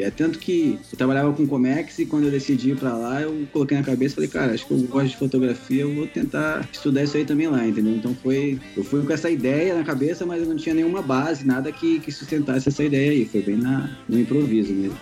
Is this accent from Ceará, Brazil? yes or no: yes; Ceará, Brazil; moved away; also born or lived in Cotia; eu sou cearense